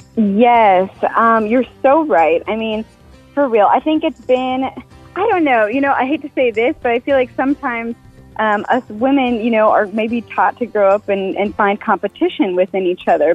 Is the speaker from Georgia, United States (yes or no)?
no; Fargo, North Dakota, United States; now in Nashville, United States; I'm from Fargo, and I grew up in Fargo